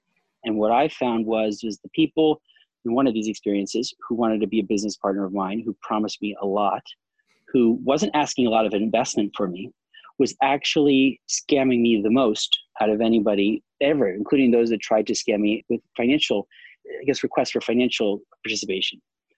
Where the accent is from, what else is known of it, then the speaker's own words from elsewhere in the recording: New York City, New York, United States; also born or lived in Charlotte, North Carolina / Florida / California / London; I'm from New York originally, New York City specifically, in Long Island. And I spent many years in North Carolina, in Charlotte, North Carolina, Florida. So I've lived all over California, some time in London.